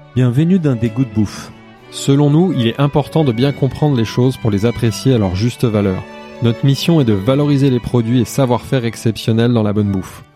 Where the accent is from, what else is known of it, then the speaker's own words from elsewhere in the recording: Haute-Savoie, Auvergne-Rhône-Alpes, France; now in Paris, France; nous sommes en pays de Savoie, et plus particulièrement en Haute-Savoie